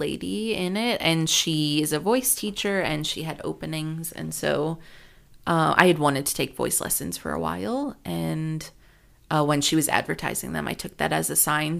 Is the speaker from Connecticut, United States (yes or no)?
no; California, United States; I'm from California